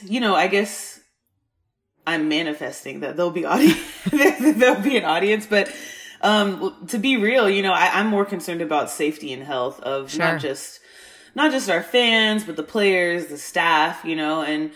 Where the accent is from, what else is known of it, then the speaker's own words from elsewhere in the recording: Texas, United States; Right now I am in Texas, my home state.